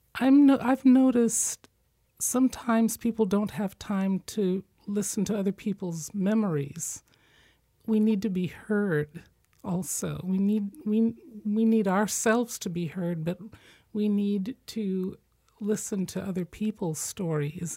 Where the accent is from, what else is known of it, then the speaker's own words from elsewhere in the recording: Midwest, United States; I'm from the Midwest